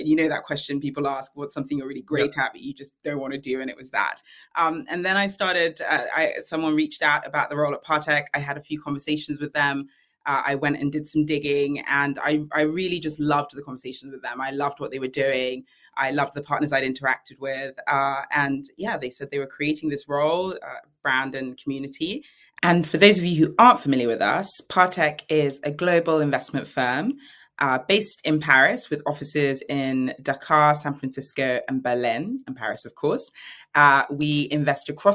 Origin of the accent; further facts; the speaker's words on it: London, United Kingdom; I'm a Londoner of Nigerian descent.